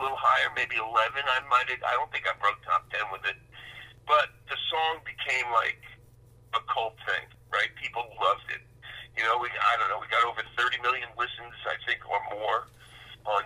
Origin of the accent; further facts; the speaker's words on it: Bayonne, New Jersey, United States; I was from Bayonne, New Jersey